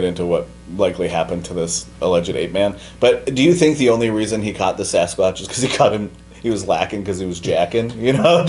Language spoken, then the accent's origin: English; West Coast, United States; I grew up on the West Coast on Route 66